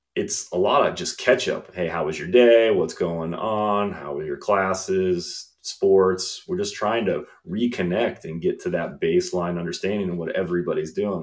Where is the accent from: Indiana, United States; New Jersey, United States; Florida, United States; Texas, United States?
Indiana, United States; also born or lived in New York / Chicago; now in Clemson, South Carolina, United States; growing up in Indiana